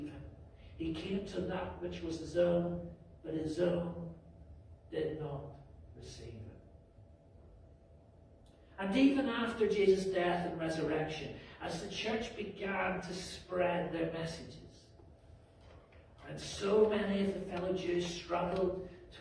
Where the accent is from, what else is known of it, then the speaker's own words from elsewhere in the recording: Belfast, Northern Ireland, United Kingdom; moved away; growing up in Belfast